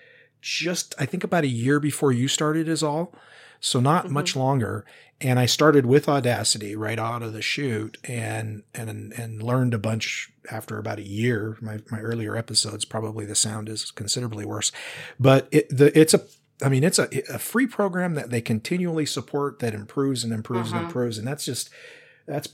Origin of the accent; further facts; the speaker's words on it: Washington, United States; now in Oregon, United States; I'm from Washington originally